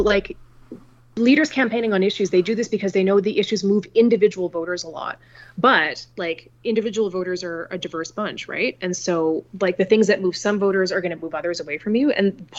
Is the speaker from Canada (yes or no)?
yes; Canada; as a Canadian political scientist, I have to look at the systems that founded Canadian politics